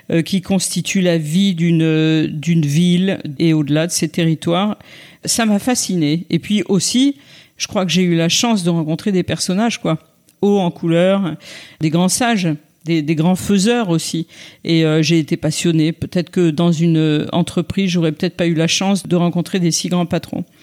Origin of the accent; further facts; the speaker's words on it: Clermont-Ferrand, Auvergne-Rhône-Alpes, France; born there; also born or lived in Bordeaux; je suis née à Clermont-Ferrand. j'ai vécu très longtemps, très très longtemps à Bordeaux, mais je n'y suis pas née.